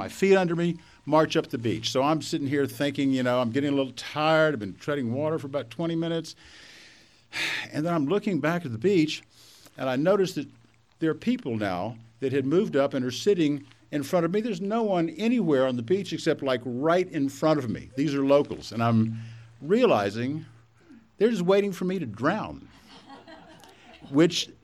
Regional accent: Texas, United States; So I grew up in Texas. I still am a Texan. In another 12 seconds, you could probably tell that from my accent

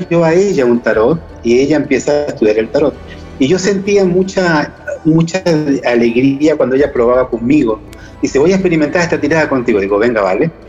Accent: Chile; born there; moved away; also born or lived in Granada, Spain / Argentina; Yo soy chileno de nacimiento y después llevo ya fuera de Chile 30 años. Los últimos 20 años eh, los estuve viviendo en Granada, Andalucía, España y tengo también la nacionalidad española.

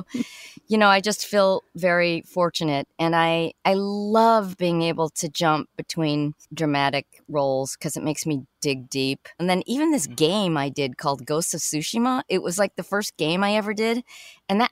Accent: Chicago, Illinois, United States; I'm from Chicago originally.

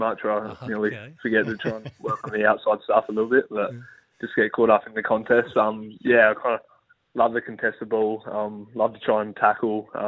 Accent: Port Augusta, South Australia, Australia; I grew up in Port Augusta

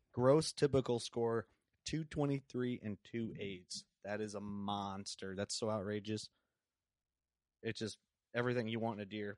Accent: Sherrard, Illinois, United States; we're on exact opposites of the Quad Cities, basically, in Sherrard

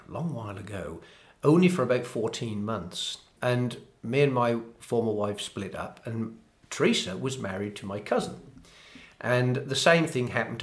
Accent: Framlingham, East of England, United Kingdom; I was born in Framlingham, which is only about 11 miles away.

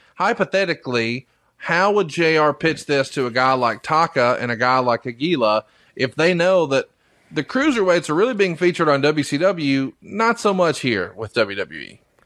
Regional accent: Alabama, United States; I'm a hillbilly from Alabama

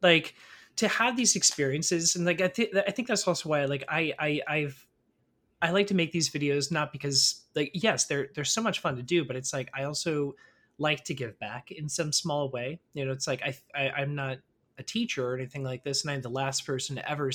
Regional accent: Orlando, Florida, United States; moved away as an adult; also born or lived in New York; I'm also originally from Orlando

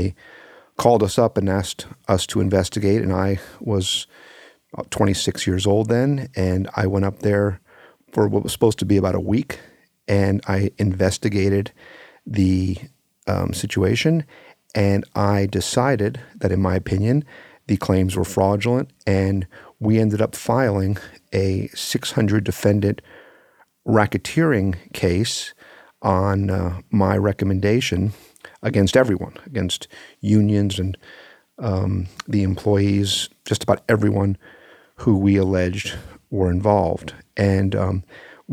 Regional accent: Miami, Florida, United States; I grew up in Miami, Florida in the late 70s and 80s, and I grew up in part of Miami called Carroll City.

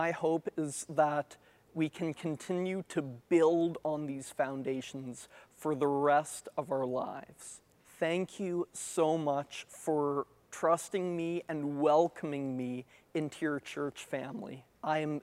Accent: Moncton, New Brunswick, Canada; also born or lived in Ottawa; I was born in Ottawa, but grew up in Moncton

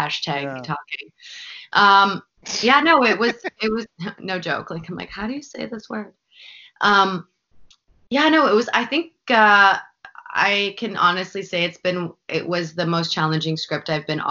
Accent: Vancouver, British Columbia, Canada; also born or lived in Los Angeles; this is my hometown

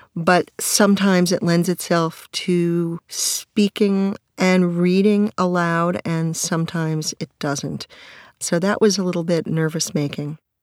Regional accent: New York, United States; My mother is a New Yorker. I'm a New Yorker

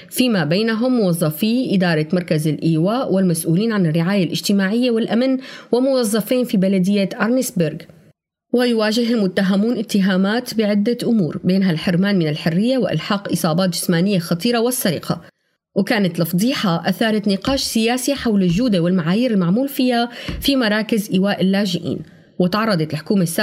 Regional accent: Syria; moved away; أغلبنا كسوريين لاجئين صرنا معنيين بشكل أو بآخر بمجريات الأحداث والتغييرات الاجتماعية والسياسية اللي عم بتصير بدول اللجوء

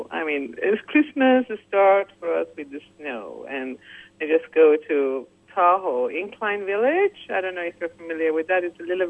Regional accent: Iran; English is a second language; I'm from Persia, Iran.

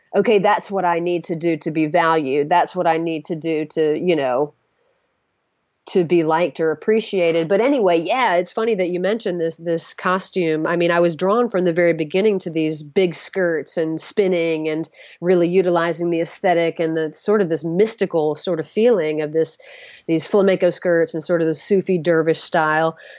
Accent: the South, United States; I'm from the South

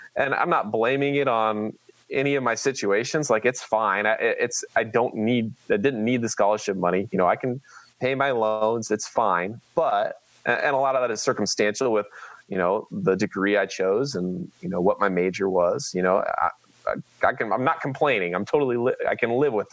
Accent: Manhattan, Kansas, United States; also born or lived in Oklahoma; I grew up in Manhattan. I went to Manhattan High

